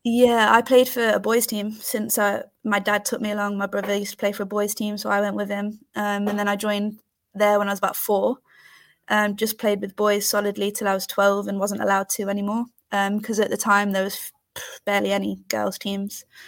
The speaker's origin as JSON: {"language": "English", "country": "United Kingdom", "also_born_or_lived": "Leicester", "said": "I'm based in Leicester. I'm from the Midlands."}